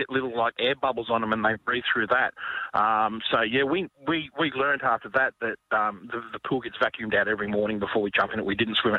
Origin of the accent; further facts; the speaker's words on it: Central West New South Wales, Australia; I grew up out in Central West New South Wales in snake country